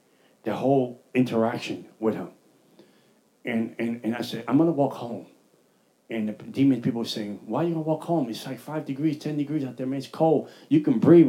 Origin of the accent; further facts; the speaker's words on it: New York City, New York, United States; I'm from the Bronx.